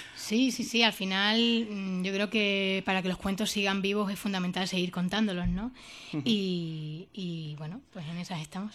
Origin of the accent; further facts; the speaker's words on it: Jaraíz de la Vera, Extremadura, Spain; yo soy del norte de, de Extremadura, de la zona de la Vera